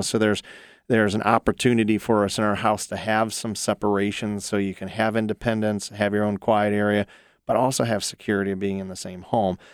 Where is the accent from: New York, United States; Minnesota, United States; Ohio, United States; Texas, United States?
Ohio, United States; also born or lived in North Carolina; I'm born and raised in Ohio. I've been here all but about six years when I lived in North Carolina